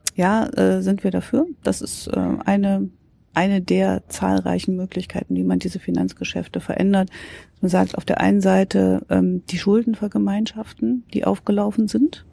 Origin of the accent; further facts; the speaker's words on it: Thuringia, Germany; bin Thüringerin